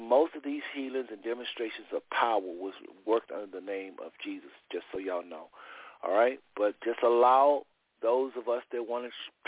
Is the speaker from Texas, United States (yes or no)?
yes; Texas, United States; moved away as an adult; also born or lived in Ohio; I was from Texas, CLC and all of that, and then I moved to Ohio, and I came back